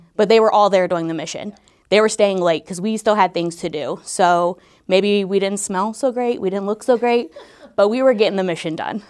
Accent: Northeast Ohio, United States; moved away as an adult; now in Dayton, United States; I'm actually from Northeast Ohio. I came here in two thousand fifteen

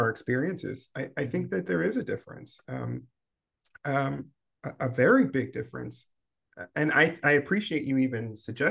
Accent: Maryland, United States; I grew up in Maryland

